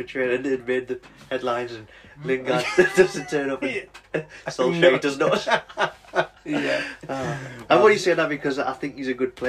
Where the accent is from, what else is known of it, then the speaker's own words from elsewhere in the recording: North East England, United Kingdom; accent: North East; you can probably tell from mine and Yanis's accent, we're both from the North East, and we are Newcastle fans.